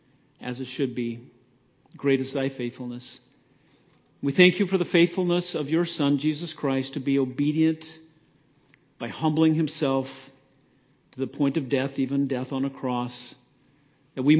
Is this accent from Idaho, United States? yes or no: yes; Idaho, United States; I came from Idaho. I'm an Idahoan by birth, Idaho spud